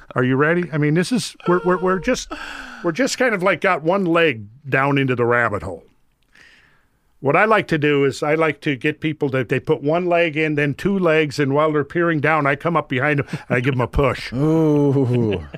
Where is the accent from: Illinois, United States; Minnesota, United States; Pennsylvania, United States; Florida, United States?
Minnesota, United States; I grew up in Minnesota